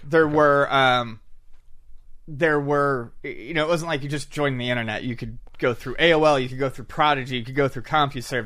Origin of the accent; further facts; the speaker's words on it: Buffalo, New York, United States; I grew up in Buffalo, New York